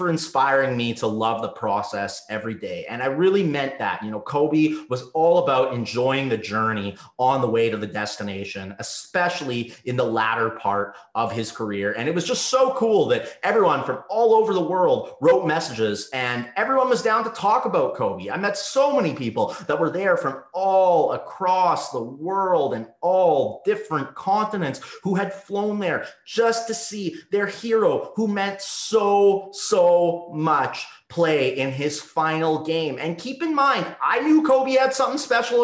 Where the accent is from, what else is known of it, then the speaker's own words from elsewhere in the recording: Winnipeg, Manitoba, Canada; moved away as an adult; now in Los Angeles, United States; I flew from my hometown of Winnipeg, Manitoba, Canada